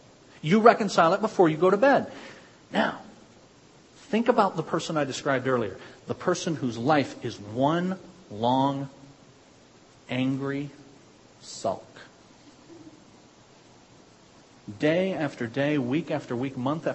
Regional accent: United States; I'm an American

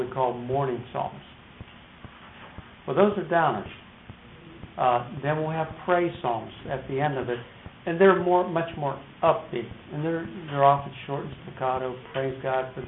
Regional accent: Detroit, Michigan, United States; I was from Motown

